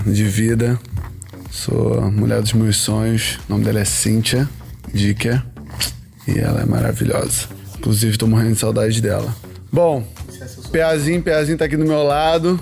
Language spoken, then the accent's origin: Portuguese; Rio de Janeiro, Brazil; nascido e criado em Curicica, Jacarepaguá, Rio de Janeiro